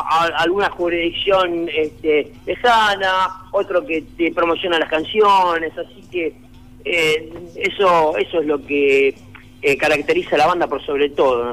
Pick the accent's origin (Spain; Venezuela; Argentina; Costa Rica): Argentina; Quilmes, Buenos Aires Province; Una banda de música de Quilmes, conformada por amigos que somos de Quilmes también